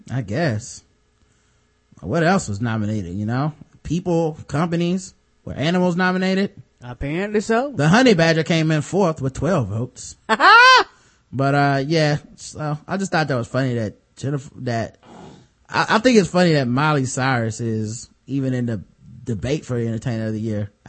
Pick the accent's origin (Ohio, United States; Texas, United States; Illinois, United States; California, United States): Ohio, United States; Cleveland; born there; I was born in Cleveland.